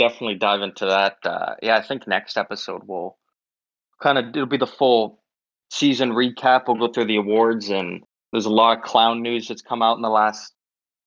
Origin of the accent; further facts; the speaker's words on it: Canada; I'm Canadian